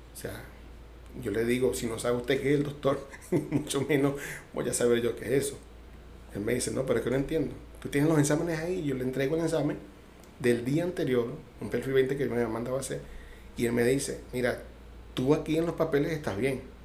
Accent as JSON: {"language": "Spanish", "town": "Caracas", "region": "Capital District", "country": "Venezuela", "tie": "born or raised there", "moved": "yes", "lives_now": "Cuba", "said": "yo soy de Caracas, eh, nacido en Caracas, caraqueño"}